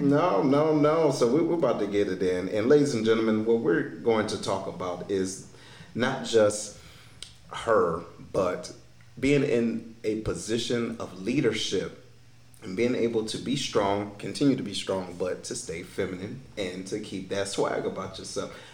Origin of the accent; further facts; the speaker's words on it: Detroit, Michigan, United States; moved away; coming from Detroit, the individuals that I grew up